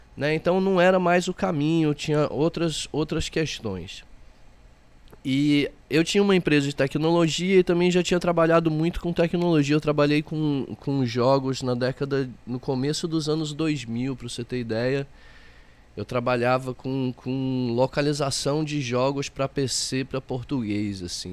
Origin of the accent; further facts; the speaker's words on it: south of Minas Gerais, Brazil; now in Olinda, Brazil; eu sou do sul de Minas Gerais, é, mas saí de lá muito jovem e percorri muitos lugares